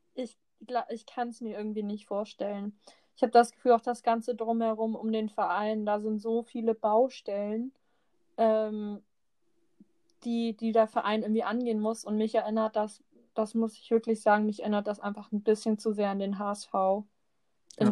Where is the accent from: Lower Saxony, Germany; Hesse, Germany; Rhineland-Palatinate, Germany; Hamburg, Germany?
Hamburg, Germany; Wir sind beide in Hamburgs Amateurfußball groß geworden.